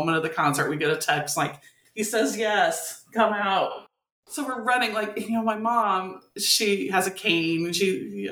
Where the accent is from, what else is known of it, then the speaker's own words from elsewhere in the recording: St. Louis, Missouri, United States; I'm from the St. Louis area